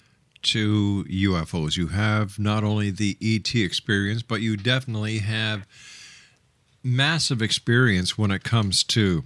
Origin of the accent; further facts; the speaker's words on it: Canada; also born or lived in Hamilton, Ontario; as a Canadian